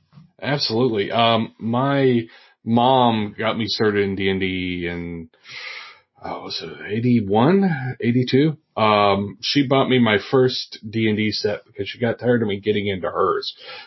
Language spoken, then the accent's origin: English; Oak Ridge, Tennessee, United States; I am originally from the Tennessee Valley. I grew up around Oak Ridge, Tennessee, but I moved around a lot too.